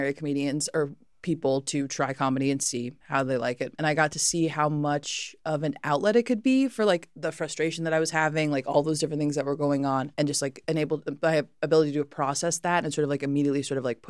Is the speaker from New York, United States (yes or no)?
no; Chicago, Illinois, United States; also born or lived in Lombard, Illinois; I'm originally from the suburbs. My mom was out in Lombard. My dad was down in Hyde Park growing up. So a combination